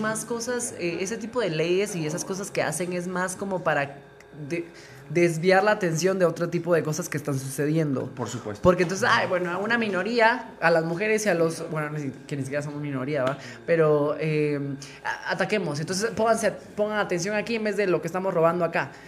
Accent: Guatemala; ese lado conservador que traemos como guatemaltecos

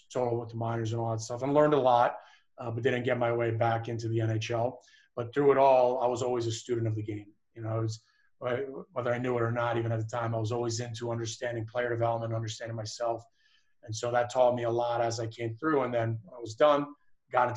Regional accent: Philadelphia, Pennsylvania, United States; grew up in Philadelphia, so it was kind of interesting growing up there

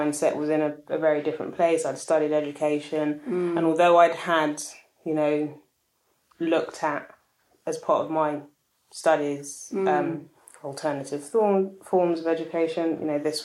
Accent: London, United Kingdom; I'm Ghanaian British, born here, always lived in London.

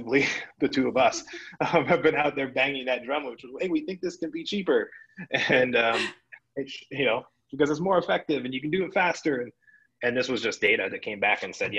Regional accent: Boulder, Colorado, United States; moved away; I grew up in Boulder

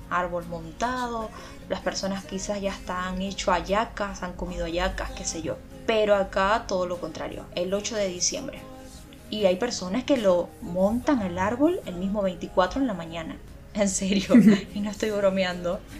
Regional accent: Venezuela; nosotros como venezolanos

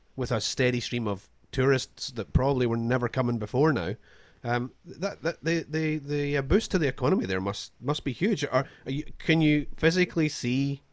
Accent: Scotland, United Kingdom

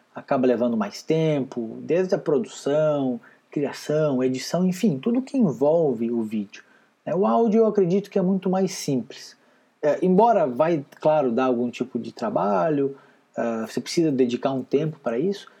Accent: Rio Grande do Sul, Brazil; moved away as an adult; also born or lived in Paraná / Curitiba; eu nasci e fui criado lá no Rio Grande Amado, sou gaúcho

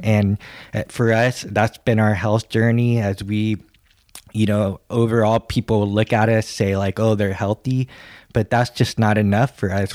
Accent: California, United States; accent: American English, California; I'm American English, California

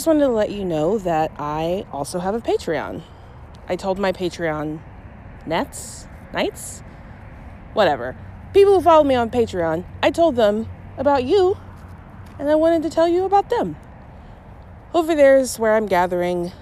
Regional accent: Shreveport, Louisiana, United States; moved away as an adult; now in St. Louis, United States; I'm originally from Louisiana, from Shreveport, third largest city

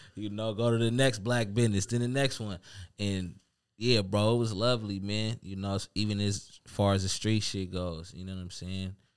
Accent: Seattle, Washington, United States; now in Tacoma, United States; I'm from the town

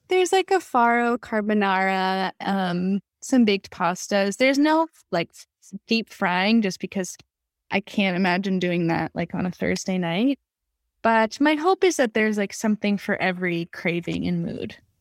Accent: Los Angeles, California, United States; moved away as an adult; also born or lived in Berkeley / Brooklyn, New York; I grew up in Los Angeles where, you know, we have fresh things all year round

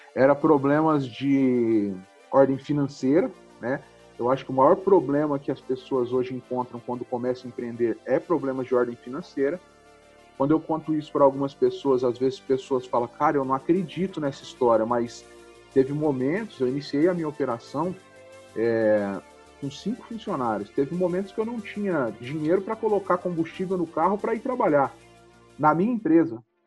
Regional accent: Ribeirão Preto, São Paulo, Brazil; sou de Ribeirão Preto, nasci numa família humilde em 1983 e comecei a trabalhar desde os 12 anos em uma oficina mecânica

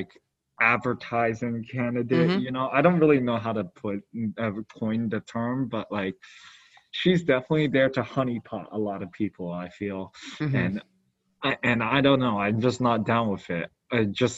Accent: New York City, New York, United States; we're both from New York City

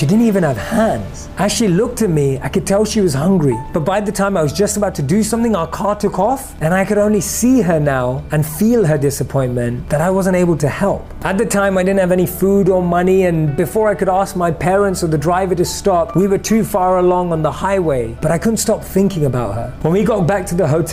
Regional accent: London, United Kingdom; Growing up in London

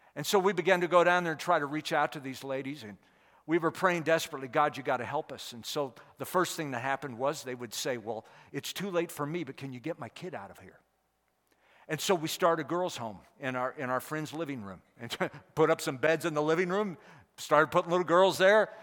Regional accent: St. Louis County, Missouri, United States; moved away as an adult; also born or lived in India; we all grew up within about six miles of each other. Uh, so we're all from Saint Louis County

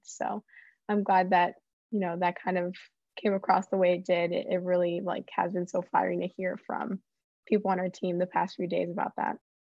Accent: Miami, Florida, United States; moved away as an adult; I'm from Miami

